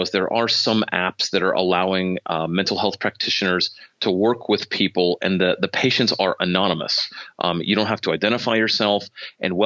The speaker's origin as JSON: {"language": "English", "region": "Michigan", "country": "United States", "said": "I'm from Michigan, so I'm licensed in Michigan"}